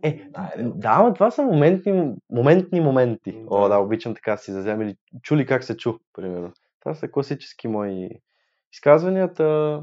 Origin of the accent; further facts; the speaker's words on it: Sofia, Sofia City, Bulgaria; от един квартал сме, разбирате ли? От Иван Вазов сме, Южните махали